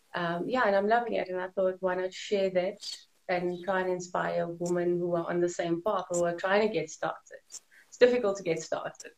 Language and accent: English; Johannesburg, Gauteng, South Africa; I'm from South Africa, Johannesburg, born and bred here